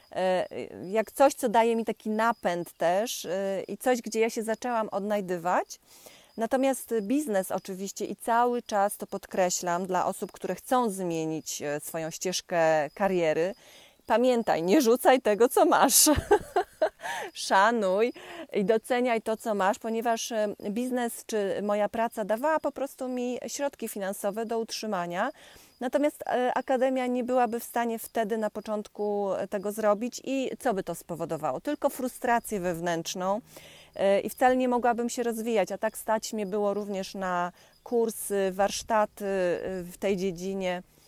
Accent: Poland; ja pochodzę z Pomorza, e, z okolic Borów Tucholskich

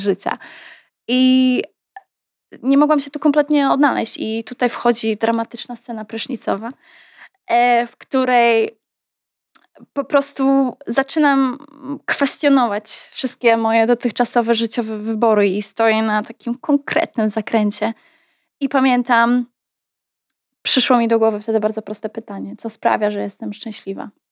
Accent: Poland; moved away as an adult; also born or lived in United States; Z jednej strony byłam Polką, z drugiej strony nie czułam się już Polką.

